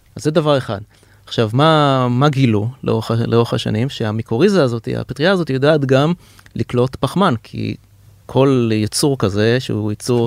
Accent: Israel

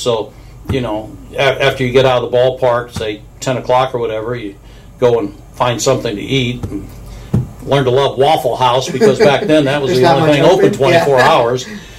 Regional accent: Springfield, Missouri, United States; born there; I was born in Springfield, Missouri. Mom and dad are both from Springfield, Missouri, and that's pretty much the heart of Cardinal country down there.

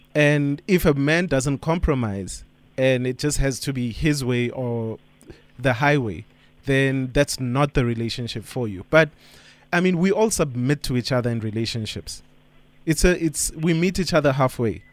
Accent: Johannesburg, Gauteng, South Africa; I'm from Joburg

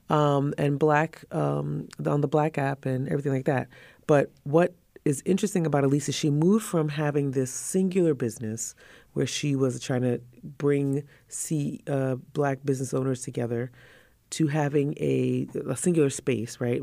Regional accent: Trinidad & Tobago; moved away; we're from the Caribbean

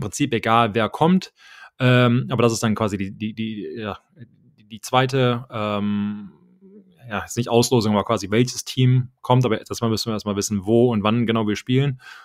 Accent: Germany; moved away; ich habe mich nie gefühlt, irgendwie als Deutscher gefühlt

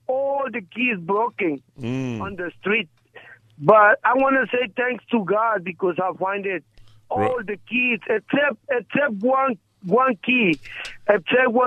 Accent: Guatemala; moved away; I am from Guatemala. I'm not born in this country

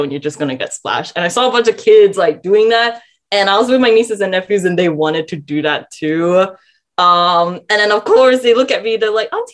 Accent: Malaysia; now in Australia; my life as a Malaysian born and raised

